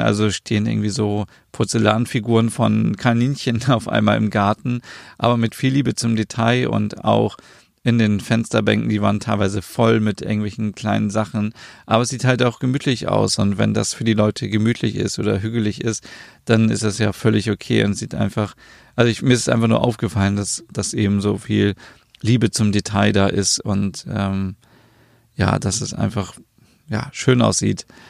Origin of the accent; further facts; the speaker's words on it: Germany; bei uns in Deutschland